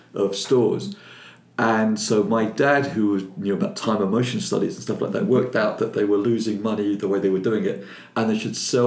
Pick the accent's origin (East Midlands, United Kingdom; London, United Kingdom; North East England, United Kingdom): London, United Kingdom; accent: Cockney; He was a cockney like myself